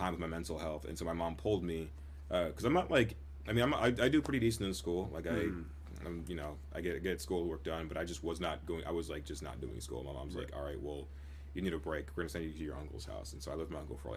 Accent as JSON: {"language": "English", "town": "Grand Rapids", "region": "Michigan", "country": "United States", "tie": "born or raised there", "also_born_or_lived": "Zeeland, Michigan / Kentwood, Michigan", "said": "I grew up here in Grand Rapids, kind of the west side when I was in my younger years"}